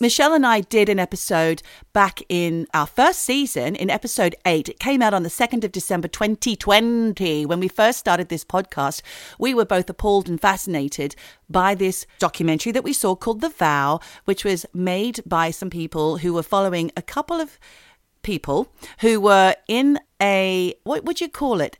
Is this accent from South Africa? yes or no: no; Australia; now in United Kingdom; living as an Australian in the United Kingdom